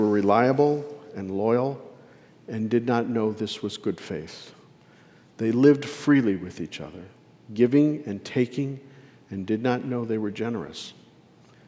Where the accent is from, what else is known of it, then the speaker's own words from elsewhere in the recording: Detroit, Michigan, United States; I grew up in Detroit, down by the river, and it was a working man's neighborhood.